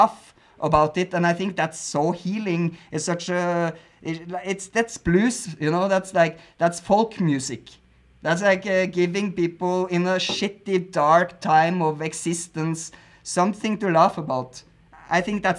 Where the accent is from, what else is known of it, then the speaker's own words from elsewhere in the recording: Norway; English is a second language; now in Mexico; I grew up in Norway with a hard censorship laws on movies.